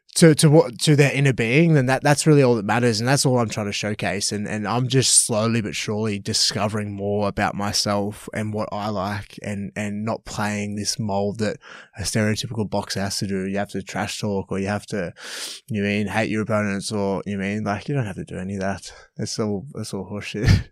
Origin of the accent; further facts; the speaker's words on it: Melbourne, Victoria, Australia; moved away as an adult; also born or lived in Canberra / Gold Coast; I'm originally from Melbourne